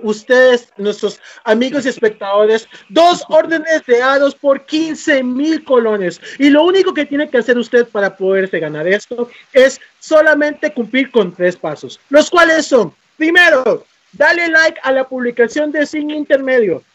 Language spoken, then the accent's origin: Spanish; Costa Rica; nosotros como costarricenses